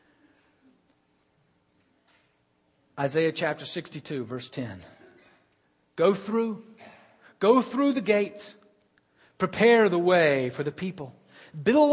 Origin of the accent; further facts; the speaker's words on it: Birmingham, Alabama, United States; my hometown had a team in the World Football League. The World Football League was trying to compete with the National Football League, and we were the Birmingham Americans